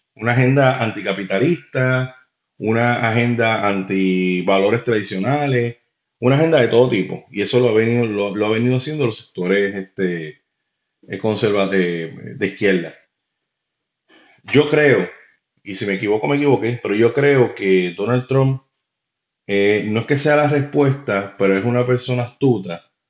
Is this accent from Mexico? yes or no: no; Puerto Rico